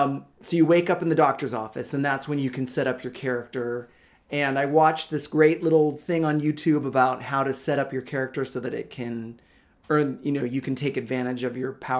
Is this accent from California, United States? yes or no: yes; California, United States; I'm Californian